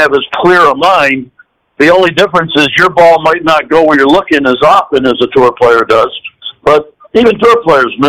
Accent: Rutland, Vermont, United States; moved away; my hometown, a small town in Vermont, Rutland, Vermont.

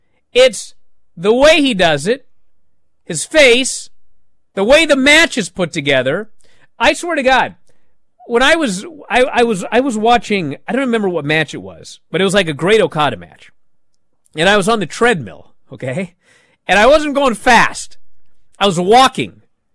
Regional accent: East of England, United Kingdom; But then I kind of think, I'm from Essex. I didn't think I'd reach this far in my career anyway.

